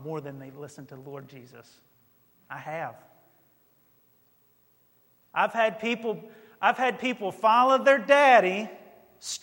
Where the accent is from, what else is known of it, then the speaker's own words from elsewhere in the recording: North Carolina, United States; moved away; I was born in North Carolina